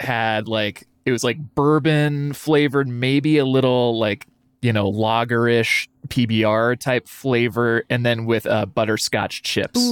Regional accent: Lewiston, Idaho, United States; now in Boise, United States; spoiled growing up in Lewiston

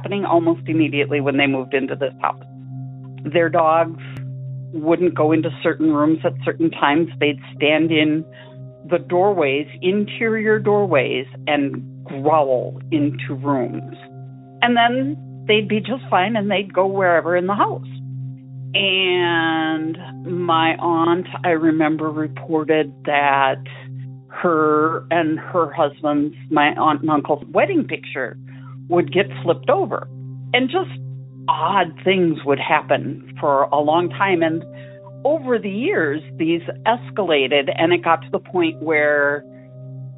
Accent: St. Paul, Minnesota, United States; we grew up in St. Paul, Minnesota

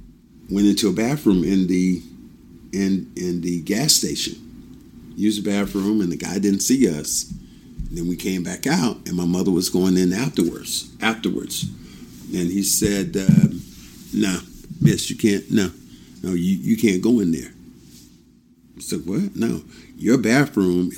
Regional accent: Kinston, North Carolina, United States; There was signs in my hometown of Kinston, North Carolina, colored and white

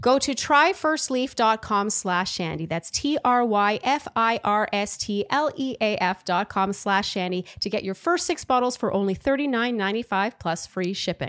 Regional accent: Canada; I'm Canadian

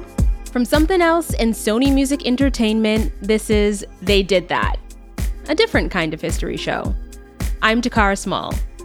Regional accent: Canada; I'm Canadian.

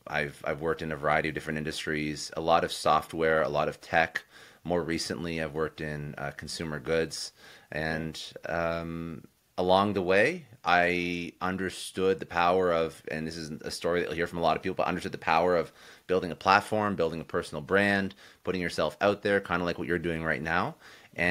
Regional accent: Ottawa, Ontario, Canada; also born or lived in Toronto; Raised in Canada. Most of my young life I was actually in Ottawa, which is the capital of Canada.

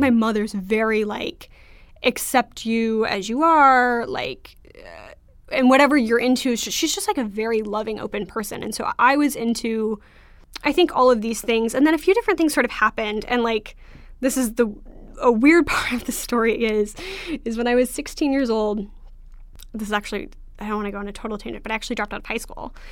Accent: Orange County, California, United States; I grew up in Orange County

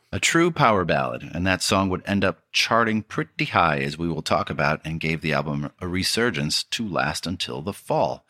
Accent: Detroit, Michigan, United States; growing up in Detroit

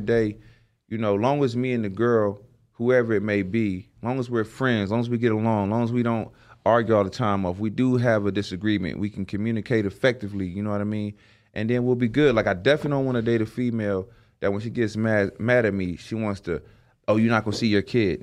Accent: the South, United States; I'm from the South

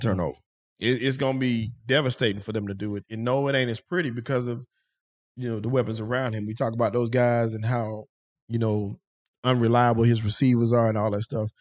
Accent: Rock Hill, South Carolina, United States; South Carolina, Rock Hill, South Carolina's finest. I keep saying that 'cause my hometown is on the map

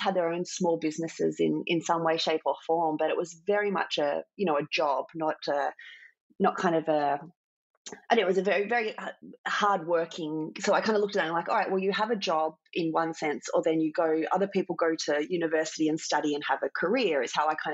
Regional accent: Port Macquarie, New South Wales, Australia; I grew up in Port Macquarie, a small town on the mid-north coast of New South Wales

